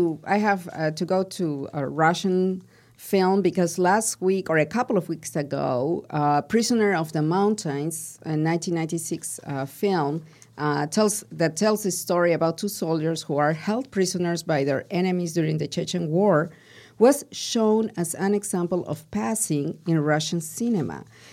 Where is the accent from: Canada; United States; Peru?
Peru; I'm from Peru.